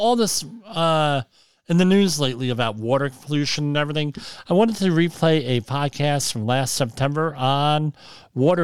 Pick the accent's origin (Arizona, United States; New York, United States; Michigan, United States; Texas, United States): New York, United States; my home state of New York